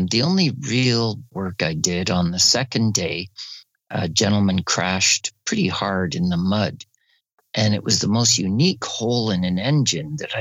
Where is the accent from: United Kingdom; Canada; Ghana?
Canada; Barrie, Ontario; I'm from Barrie, Ontario, Canada, and I'm a motorcycle instructor